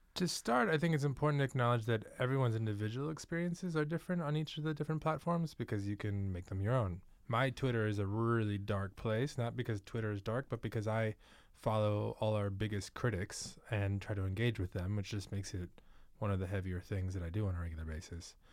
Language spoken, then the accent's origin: English; New York, United States; moved away; also born or lived in Manhattan, New York; I'm actually from New York.